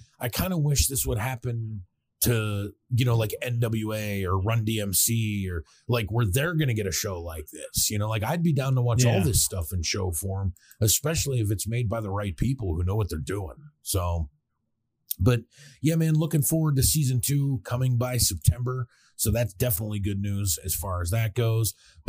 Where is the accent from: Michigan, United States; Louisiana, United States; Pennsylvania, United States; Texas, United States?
Pennsylvania, United States; Pittsburgh; growing up in Pittsburgh